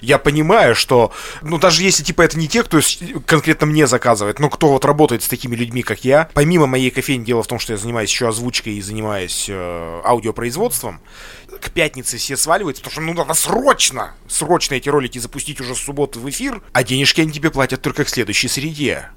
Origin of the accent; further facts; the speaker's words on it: Lesnoy, Sverdlovsk Oblast, Russia; я, кстати, из Лесного